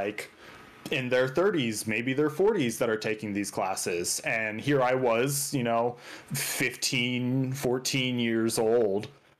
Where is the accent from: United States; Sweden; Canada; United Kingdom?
United States; Colorado Springs, Colorado; I grew up in Colorado Springs, Colorado, which is just a little south of Denver. It's a pretty big, very popular city in Colorado.